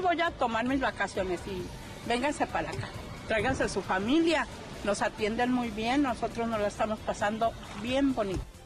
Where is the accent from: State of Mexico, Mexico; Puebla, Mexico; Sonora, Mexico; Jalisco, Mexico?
Jalisco, Mexico; mi tierra hermosa